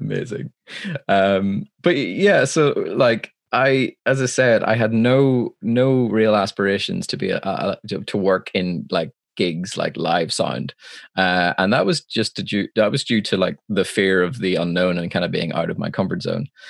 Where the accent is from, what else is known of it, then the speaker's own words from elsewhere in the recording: Belfast, Northern Ireland, United Kingdom; I'm from Belfast, Northern Ireland, uh, which is a part of the United Kingdom